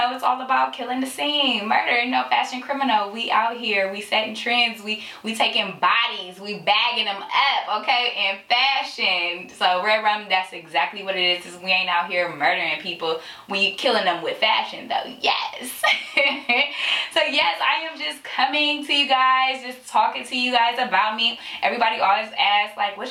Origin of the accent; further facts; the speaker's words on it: San Francisco, California, United States; now in Sacramento, United States; I am from San Francisco, born and raised